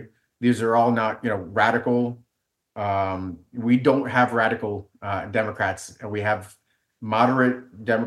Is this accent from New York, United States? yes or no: yes; New York City, New York, United States; I grew up in New York City, so I liked the Giants